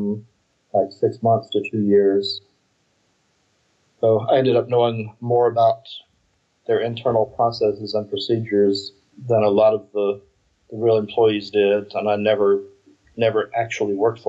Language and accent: English; United States